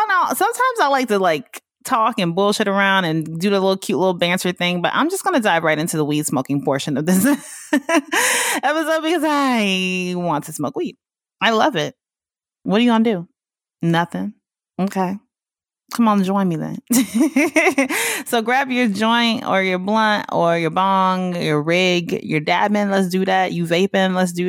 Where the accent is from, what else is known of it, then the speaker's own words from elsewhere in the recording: the South, United States; that's that black shit that I grew up on in the South, you know what I'm saying?